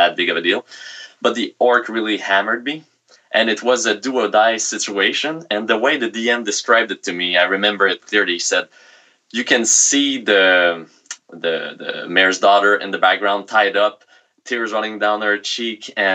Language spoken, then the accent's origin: English; Quebec, Canada; accent: thick Quebecer; English is a second language; sorry for my thick Quebecer accent.